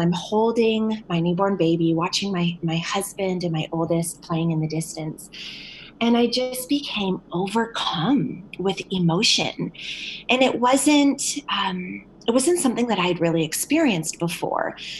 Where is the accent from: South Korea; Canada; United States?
Canada; St. Catharines, Ontario; now in London, Canada; I was uh, born and raised in St. Catharines, Ontario, but uh, recently relocated to London, Ontario